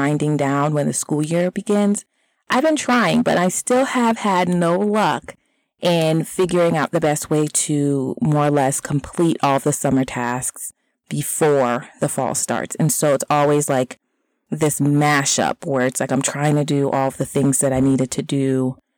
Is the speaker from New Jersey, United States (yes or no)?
no; Florida, United States; now in Mid-Atlantic, United States; I am originally from Florida